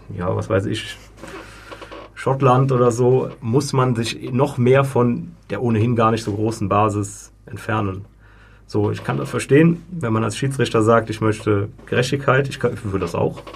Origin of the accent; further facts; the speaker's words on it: Germany; now in Switzerland; ich komme jetzt aus Deutschland